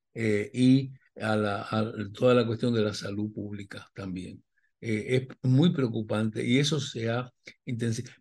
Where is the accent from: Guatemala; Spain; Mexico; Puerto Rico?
Puerto Rico